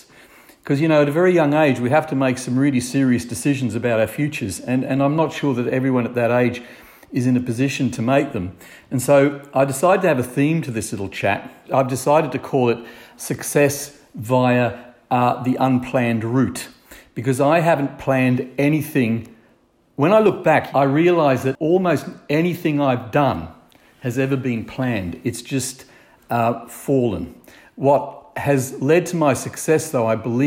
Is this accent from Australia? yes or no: yes; Brisbane, Queensland, Australia; moved away as an adult; now in Northumberland, United Kingdom; I grew up in Brisbane, or south of Brisbane in the country, and I just had, in my opinion, an ideal young life